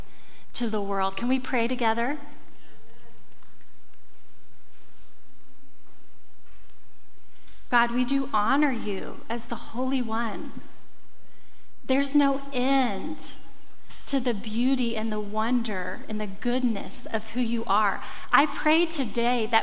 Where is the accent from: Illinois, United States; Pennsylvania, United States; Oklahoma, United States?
Oklahoma, United States; rural; moved away; I grew up in Oklahoma, rural Oklahoma.